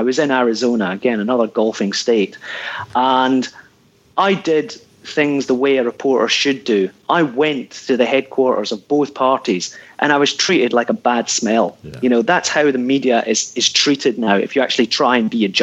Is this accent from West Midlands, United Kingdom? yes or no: no; Ayrshire, Scotland, United Kingdom; moved away; I'm from Ayrshire originally